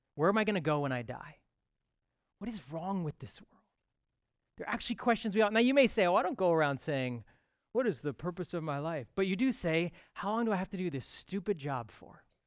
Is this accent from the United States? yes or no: no; Toronto, Ontario, Canada; I am a true Torontonian. I was sort of born and raised here